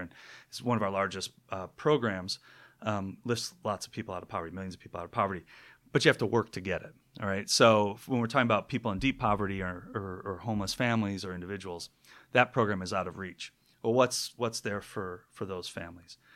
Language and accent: English; Minneapolis, Minnesota, United States; moved away as an adult; also born or lived in Michigan; now in Seattle, United States; I'm from Minneapolis originally